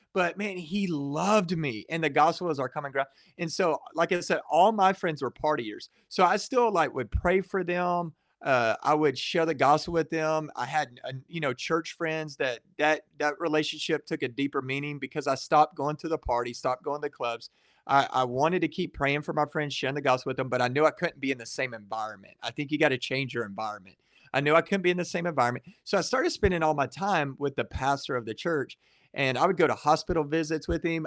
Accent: Waco, Texas, United States; I grew up in the Waco area

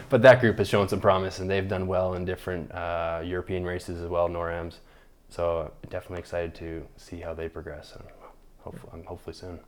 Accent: Calgary, Alberta, Canada; also born or lived in Toronto, Ontario; born in Toronto, Ontario, but, uh, moved out to Calgary with my family when I was four. So Calgary, Alberta is home. That's where I grew up.

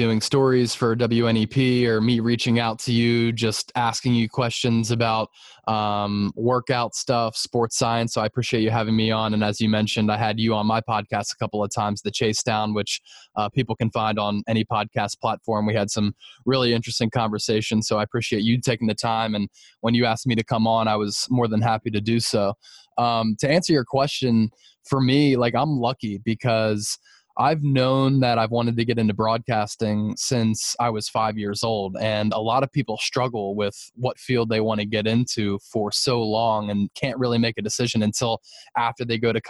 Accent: Philadelphia, Pennsylvania, United States; growing up in the Philly area

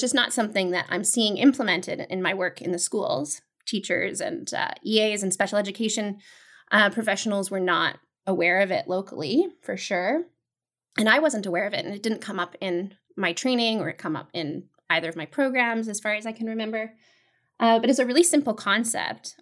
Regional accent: Vancouver, British Columbia, Canada; also born or lived in Toronto; I am from Vancouver, BC, originally, born and raised.

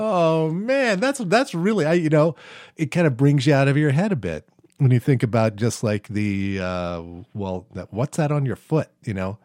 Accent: United States; I'm from the United States.

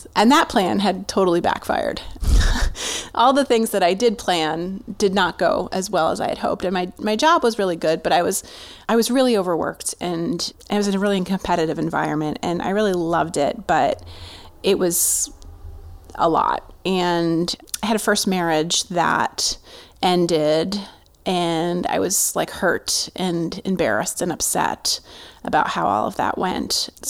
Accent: New Jersey, United States; I grew up in New Jersey, in a more rural part of New Jersey, but still pretty suburban.

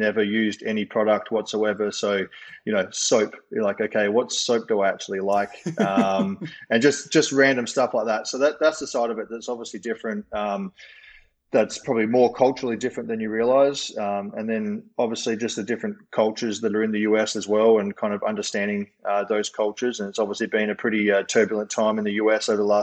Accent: Adelaide, South Australia, Australia; moved away as an adult; also born or lived in Brisbane, Australia / Oregon, United States; I grew up in Adelaide, Australia

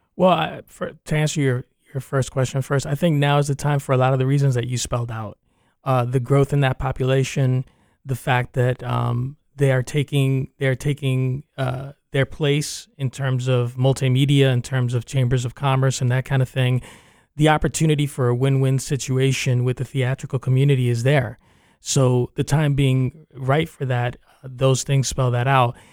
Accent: New York, United States; also born or lived in Cuba (parents) / Spain (grandparents); now in Central Florida, United States; I was born in New York, but, uh, my parents are from Cuba

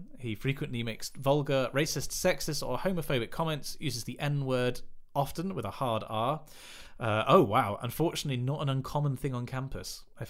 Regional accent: United Kingdom; I feel like, we're British, we're reserved.

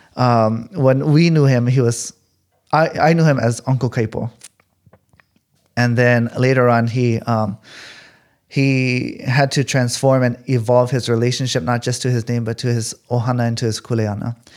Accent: California, United States; growing up in California

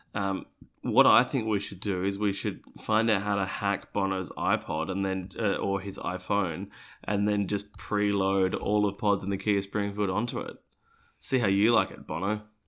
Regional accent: Australia; I, being an Australian, what is not an American

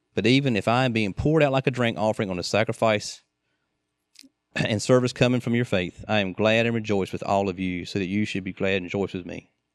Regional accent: United States; we're Americans

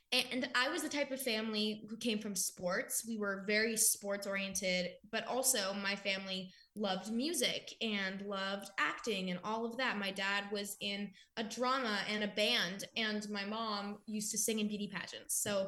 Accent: The Woodlands, Texas, United States; And I was born in the Woodlands. So that's like more of the city upscale-y part of that section.

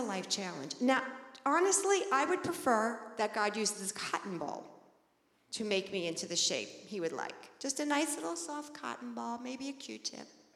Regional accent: Long Island, New York, United States; I grew up on Long Island, so very, very close to the beach

